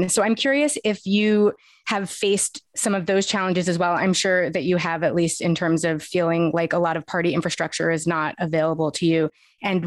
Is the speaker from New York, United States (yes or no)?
yes; New York City, New York, United States; I grew up in New York City